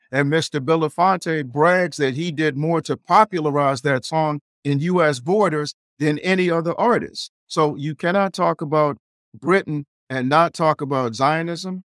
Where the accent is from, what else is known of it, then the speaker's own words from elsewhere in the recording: Nigeria; I'm Nigerian.